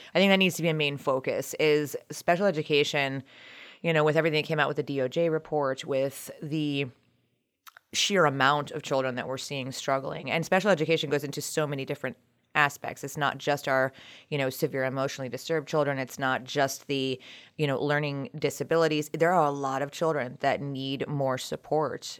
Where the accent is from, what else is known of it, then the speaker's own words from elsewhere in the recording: Montgomery County, Maryland, United States; moved away as an adult; also born or lived in Colorado; now in Brunswick, United States; originally from the Montgomery County area, but we moved up to Brunswick in March of twenty twenty